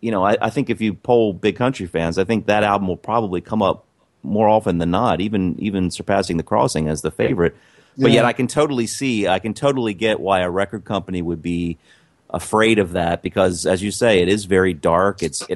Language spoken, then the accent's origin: English; United States; as an American